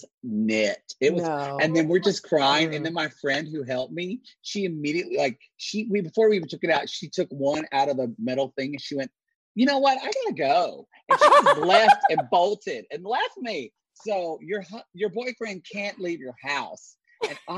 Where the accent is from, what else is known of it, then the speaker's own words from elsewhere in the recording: Oklahoma, United States; I am from Oklahoma